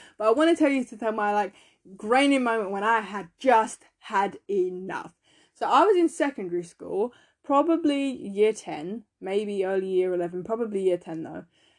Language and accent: English; London, United Kingdom; also born or lived in Essex; because I moved from East London to a different part of East London, but it's in Essex.